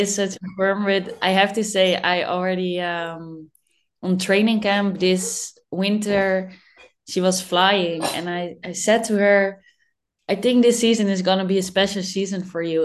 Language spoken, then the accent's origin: English; Netherlands; I born in the Netherlands and that I'm in Dutchie